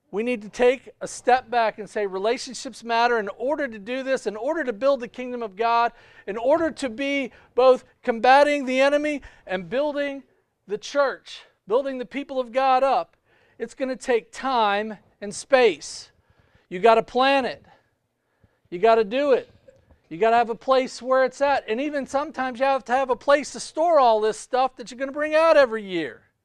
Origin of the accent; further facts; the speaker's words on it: United States; I was born in the United States